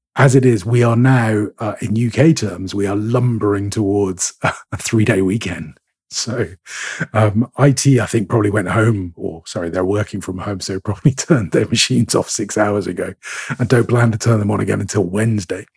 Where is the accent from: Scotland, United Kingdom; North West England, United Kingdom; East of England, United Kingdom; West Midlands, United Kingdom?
Scotland, United Kingdom; I'm a Scot.